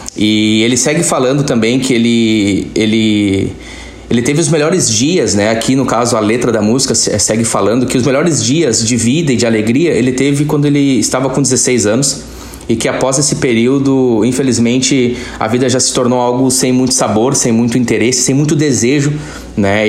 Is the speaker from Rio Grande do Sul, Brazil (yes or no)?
yes; Campo Bom, Rio Grande do Sul, Brazil; Eu estou falando diretamente da minha cidade natal, Campo Bom, no Vale dos Sinos, estado do Rio Grande do Sul, no Brasil